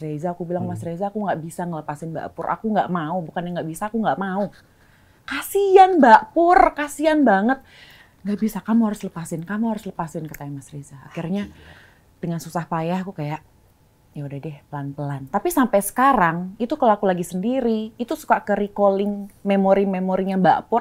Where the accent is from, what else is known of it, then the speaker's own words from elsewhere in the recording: Bali, Indonesia; aku lahir besar di Bali